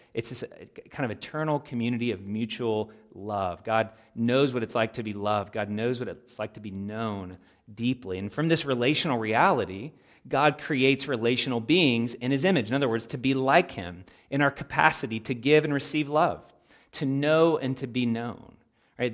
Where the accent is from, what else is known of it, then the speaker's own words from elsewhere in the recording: Louisville, Kentucky, United States; a local church where I grew up there in Louisville, Kentucky